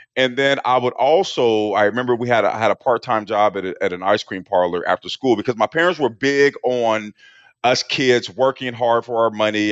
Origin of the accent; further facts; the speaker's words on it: Portland, Oregon, United States; I grew up in Portland, Oregon in the eighties